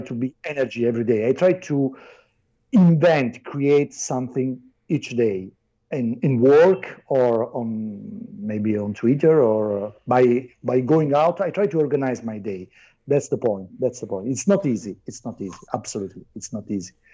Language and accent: English; Naples, Campania, Italy; English is a second language; I'm not from Italy. I'm from Naples.